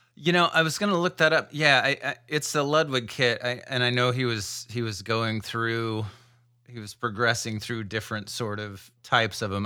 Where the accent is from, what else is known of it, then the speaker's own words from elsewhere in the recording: Iowa, United States; I grew up in a little town in Iowa